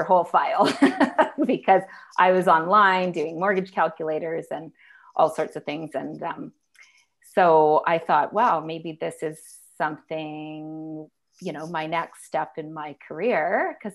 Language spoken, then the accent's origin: English; High River, Alberta, Canada; I grew up in High River, graduated from Senator Riley High School